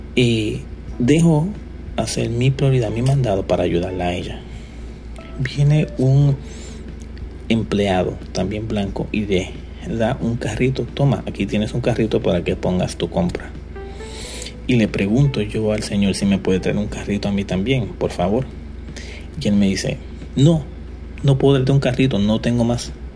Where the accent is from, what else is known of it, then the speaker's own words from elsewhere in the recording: Puerto Rico; yo soy puertorriqueño y soy joven